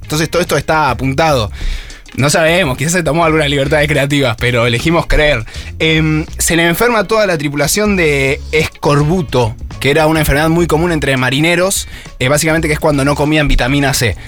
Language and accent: Spanish; Argentina